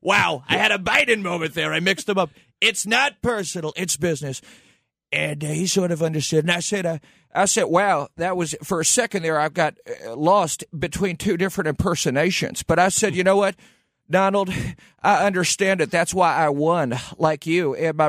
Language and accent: English; Levittown, New York, United States; I grew up in Levittown.